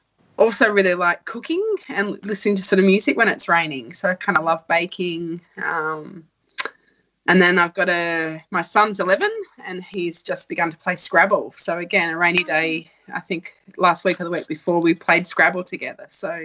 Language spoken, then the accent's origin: English; New South Wales, Australia; I chose it because it was close to my hometown. So I remember I got accepted into Sydney Uni, but the city was too big and scary for me. So I went to the local uni that was 2 hours away.